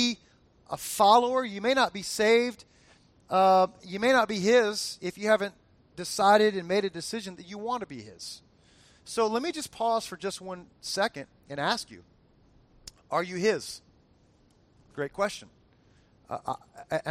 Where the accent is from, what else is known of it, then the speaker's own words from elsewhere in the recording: South Florida, United States; that I grew up with in South Florida